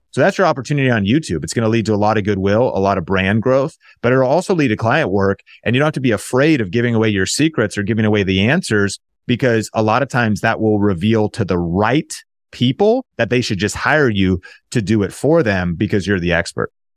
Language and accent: English; Marysville, Washington, United States; also born or lived in Seattle, Washington / Arlington, Washington; I was born in Seattle. I actually grew up north of Seattle in Marysville, Washington, in Arlington, Washington